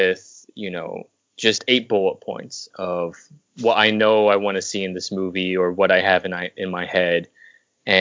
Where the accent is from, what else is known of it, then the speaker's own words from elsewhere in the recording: Southern California, United States; now in Los Angeles, United States; I'm from Southern California. I was born about an hour outside LA.